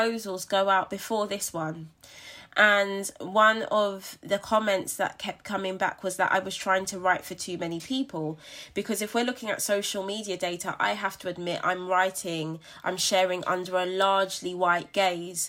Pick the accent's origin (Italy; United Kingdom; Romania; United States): United Kingdom; London; moved away as an adult; I was born and raised in Brixton, and London will forever have my heart.